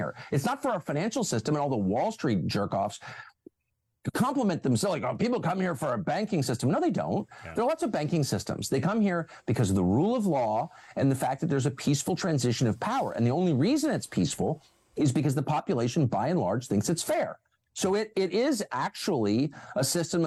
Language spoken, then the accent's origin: English; Washington, United States; we're from Washington